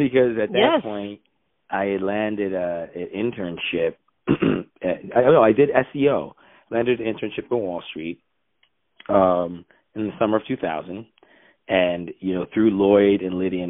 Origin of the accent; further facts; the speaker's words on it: Nigeria; moved away; also born or lived in United States; I'm Nigerian